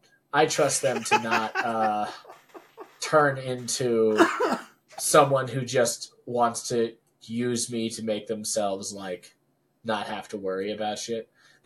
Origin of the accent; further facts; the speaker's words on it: Philippines; I'm Filipino.